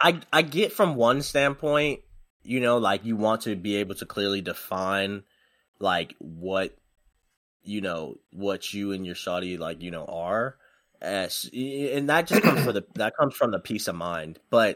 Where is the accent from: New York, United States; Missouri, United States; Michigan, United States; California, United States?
Michigan, United States; Detroit; also born or lived in Goodyear, Arizona / Texas; No, I'm originally from Detroit.